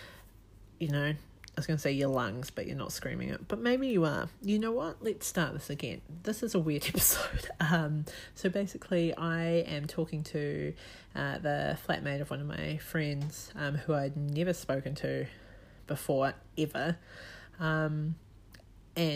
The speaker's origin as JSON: {"language": "English", "country": "New Zealand", "moved": "as an adult", "lives_now": "Australia", "said": "I'm from New Zealand. I'm currently living in Australia, but I am from New Zealand"}